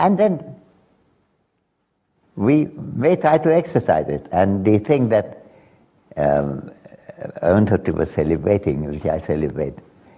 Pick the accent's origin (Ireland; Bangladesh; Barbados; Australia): Bangladesh; Dhaka, Dhaka Division; I came from Dhaka.